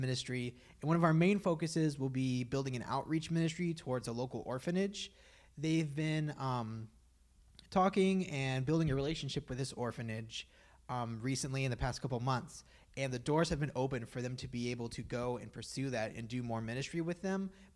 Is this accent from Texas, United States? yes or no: no; Frankfort, Kentucky, United States; I was born in Frankfort. We are currently living in Frankfort